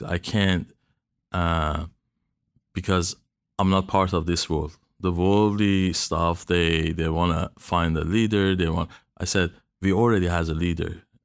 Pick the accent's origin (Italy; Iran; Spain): Iran; moved away; in my country.